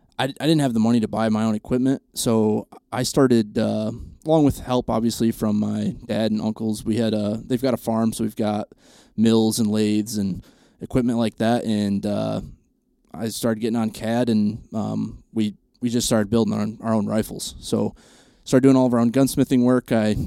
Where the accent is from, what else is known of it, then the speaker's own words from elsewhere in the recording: Michigan, United States; My uncles have a pretty good sized farm in Michigan. I'm from Central Michigan.